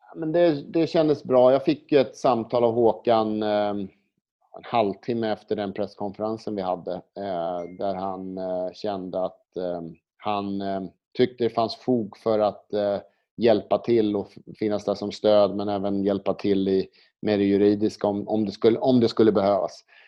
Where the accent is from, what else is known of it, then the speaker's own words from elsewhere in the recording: Sweden; now in Spain; komma som svensk till Spanien